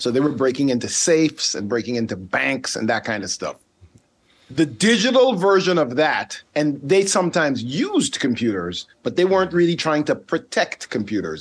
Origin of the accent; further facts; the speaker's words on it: Sint Maarten; accent: Caribbean; first language Dutch; English is a second language; also born or lived in Netherlands / Charlotte, United States; now in United States; The one that I grew up on is called Saint Martin